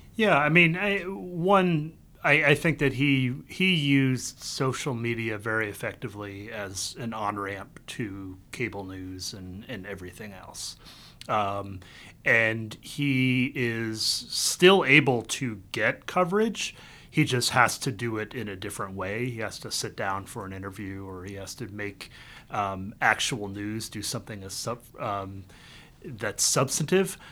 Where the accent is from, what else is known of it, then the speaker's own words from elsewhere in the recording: the Carolinas, United States; moved away as an adult; also born or lived in Vietnam; now in Washington, D.C., United States; I was born in Vietnam. I grew up in both Carolinas.